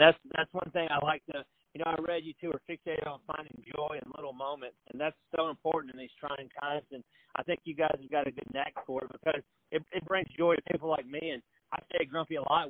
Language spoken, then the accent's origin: English; Middle Tennessee, United States; I'm a Middle Tennessee boy